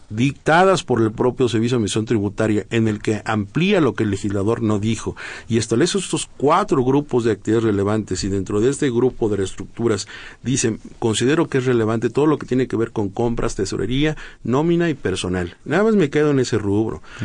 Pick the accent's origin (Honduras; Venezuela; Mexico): Mexico